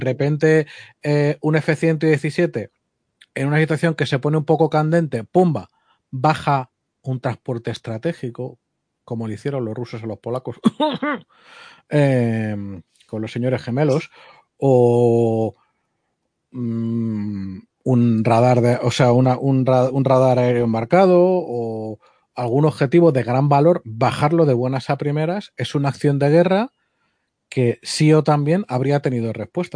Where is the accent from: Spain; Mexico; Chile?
Spain; como español